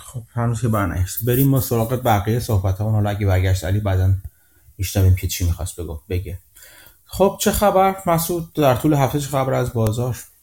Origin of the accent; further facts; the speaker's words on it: Iran; now in Canada; من ایرانی خارج از ایران هستم